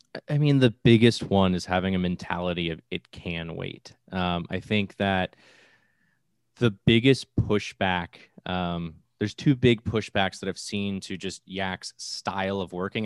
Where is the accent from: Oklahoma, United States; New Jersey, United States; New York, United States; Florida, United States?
Florida, United States; I'm from Florida. I live in the largest farming area in the East Coast